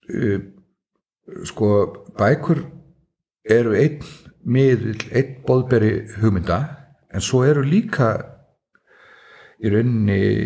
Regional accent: Svalbarðsströnd, Northeastern Region, Iceland; also born or lived in Akureyri; ég er alveg upp út á Svalbaströnd á bæ sem heitir Sunnulíð

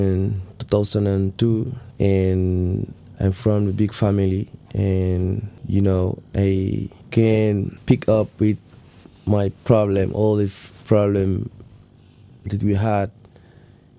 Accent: Senegal; first language Wolof; English is a second language; moved away as an adult; also born or lived in Spain / Catalonia; now in Ireland; I'm from Senegal, and I have been living in Spain 9 years.

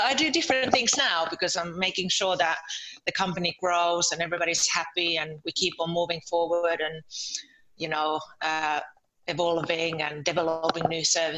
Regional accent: Lieto, Southwest Finland, Finland; moved away as an adult; now in London, United Kingdom; I'm from Finland. I'm from Turku. Oh, actually, I'm from Lieto, from a little village near Turku.

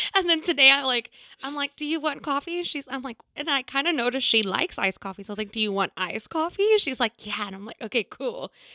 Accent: Texas, United States; I'm from Texas.

